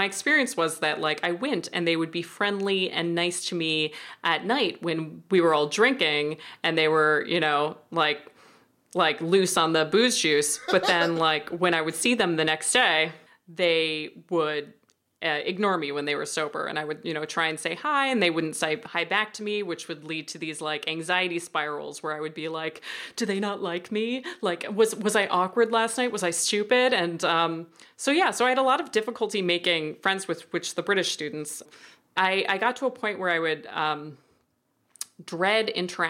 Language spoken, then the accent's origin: English; United States; that American student who was there